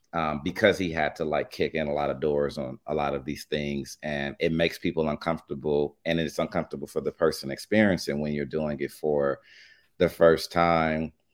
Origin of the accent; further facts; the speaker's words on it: Los Angeles, California, United States; I'm from Los Angeles, born and raised